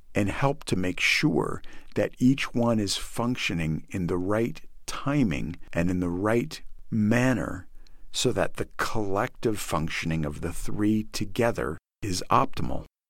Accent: United States

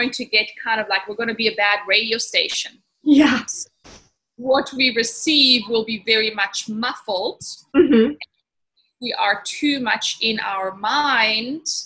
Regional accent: Italy; also born or lived in Germany / Switzerland / Cape Town, South Africa; I'm originally German. I grew up in Italy and went to Swiss boarding school, studied internationally, worked internationally, and then eventually settled in in South Africa in Cape Town for 16 years

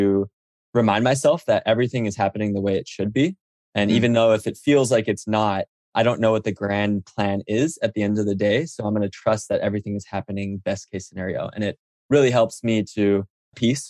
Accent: Oahu, Hawaii, United States; moved away as an adult; also born or lived in New York / Silicon Valley; I grew up on Oahu in Hawaii

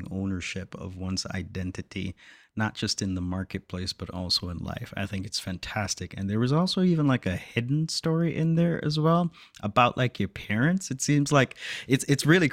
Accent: Jamaica; being Jamaican and growing up Jamaican

